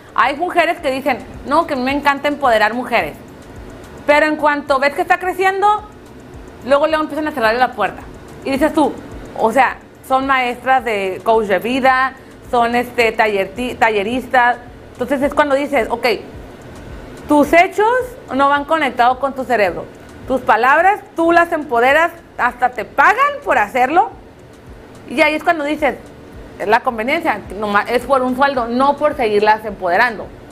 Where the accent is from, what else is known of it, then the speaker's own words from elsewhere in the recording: Tijuana, Baja California, Mexico; nuestra ciudad